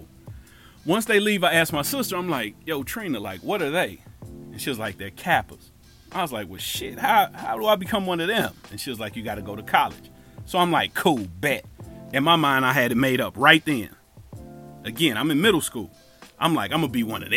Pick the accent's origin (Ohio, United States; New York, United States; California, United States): Ohio, United States; Cincinnati; moved away as an adult; I'm from Cincinnati